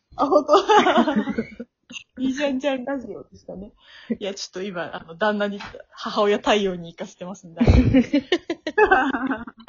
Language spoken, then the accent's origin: Japanese; Tokushima, Japan; now in Tokyo, Japan; 徳島出身なんですけど、徳島で、なんか日教祖の絡みが結構強いらしく、なんか小学校6年生の時とかに